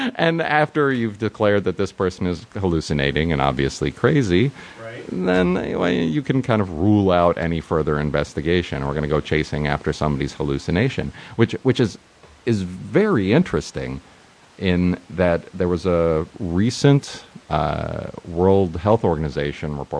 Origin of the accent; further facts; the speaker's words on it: New York, United States; also born or lived in San Francisco; now in Los Angeles, United States; I came here from San Francisco, uh, uh but uh, originally from New York